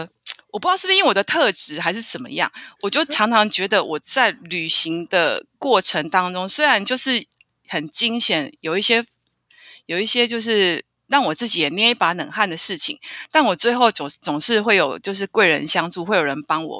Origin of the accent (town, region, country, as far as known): Taiwan